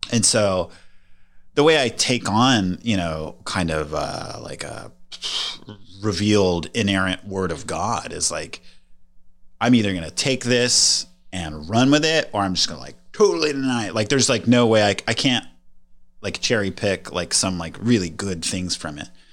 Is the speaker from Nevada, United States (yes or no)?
yes; Las Vegas, Nevada, United States; I grew up in Las Vegas, Nevada